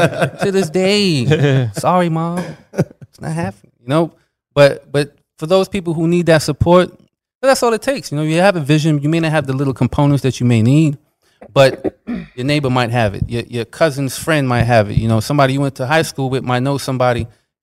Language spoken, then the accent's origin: English; New York, United States; growing up, like, I'm from New York too, and we used to have the Pledge of Allegiance.